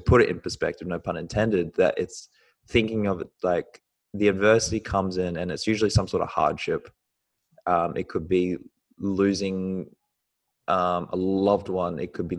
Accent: New Zealand; now in Australia; I was born in New Zealand and I moved to Australia

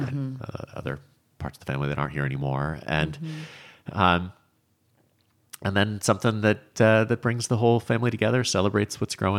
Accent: New England, United States; growing up in New England, it's a thing that we do every summer, usually with fresh corn out of the fields there.

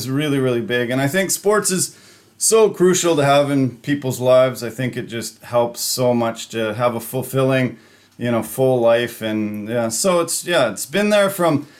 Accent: Canada; being this Canadian kid from small towns

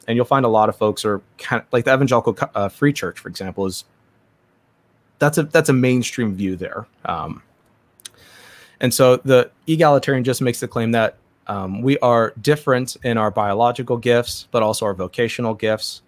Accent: Southern California, United States; I grew up in Southern California

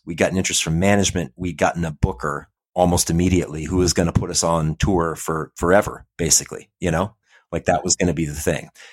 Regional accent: Portland, Oregon, United States; moved away; also born or lived in San Francisco, California / New York / Detroit; I grew up in North Portland

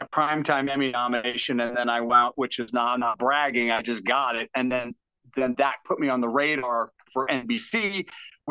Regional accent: Tucson, Arizona, United States; moved away as an adult; also born or lived in St. Louis, Missouri; now in Los Angeles, United States; I'm originally from St. Louis, and then my parents, we moved to Tucson when I was in third grade, and then I went to high school and college in Tucson

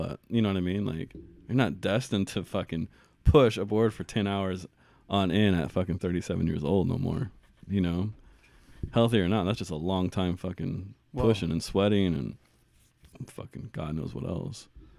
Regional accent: Tehachapi, California, United States; You know, I grew up in Tehachapi.

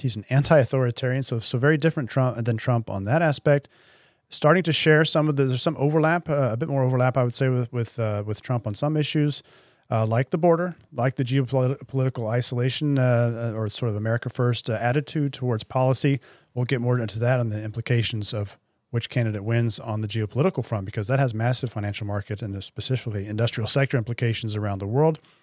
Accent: United States; accent: American; I am, if you can hear from my accent, an American citizen

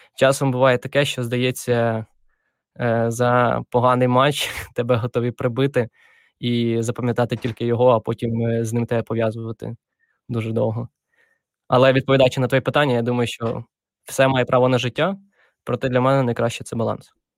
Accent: Dnipropetrovsk Oblast, Ukraine; Я народився в Вінницькій області, а потім переїхали ми з батьками в Дніпропетровську

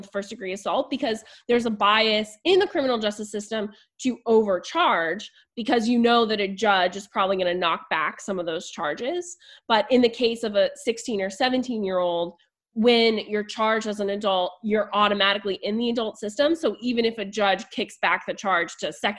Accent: Virginia Beach, Virginia, United States; moved away as an adult; also born or lived in Baltimore; I grew up in Virginia Beach

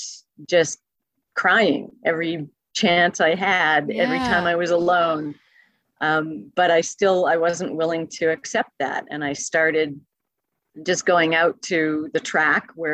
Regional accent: Calgary, Alberta, Canada; now in California, United States; I'm originally from Calgary, Alberta.

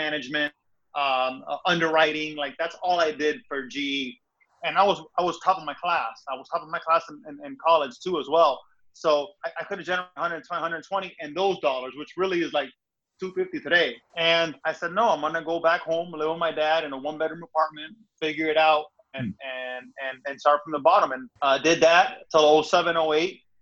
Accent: Miami, Florida, United States; moved away as an adult; also born or lived in Connecticut; I'm from Miami, Florida, born and raised, Cuban parents, immigrant type story.

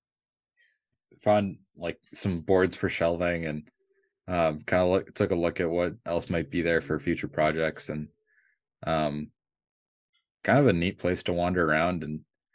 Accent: Minneapolis, Minnesota, United States; now in Michigan, United States; I grew up in Minneapolis

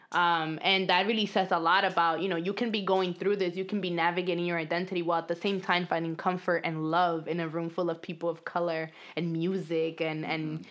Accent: New York City, New York, United States; accent: New York accent; Dominican speaking English accent; English is a second language; moved away as an adult; also born or lived in Dominican Republic; now in Los Angeles, United States; I grew up undocumented um, in New York

